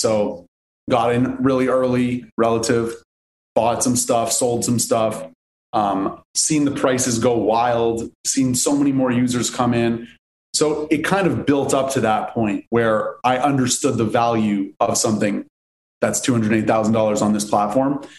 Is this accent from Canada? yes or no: yes; Montreal, Quebec, Canada; now in Los Angeles, United States; I'm originally from Canada, from Montreal. I live in LA now